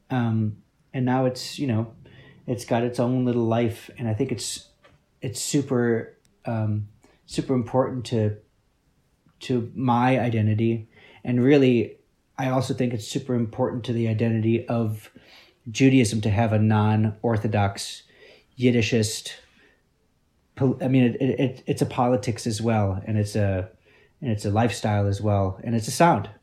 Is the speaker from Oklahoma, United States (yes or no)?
no; Peoria, Illinois, United States; we grew up in Peoria, Illinois, which is very small town, small town